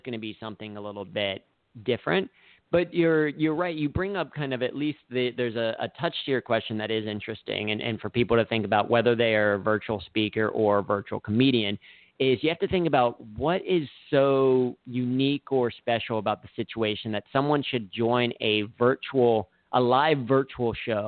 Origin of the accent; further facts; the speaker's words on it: Cincinnati, Ohio, United States; I grew up in Cincinnati